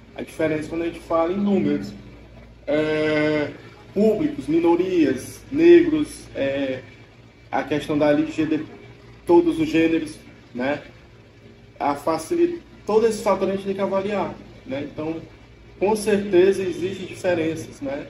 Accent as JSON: {"language": "Portuguese", "town": "Pedro II", "region": "Piauí", "country": "Brazil", "said": "eu sou de Pedro II, lá não tem"}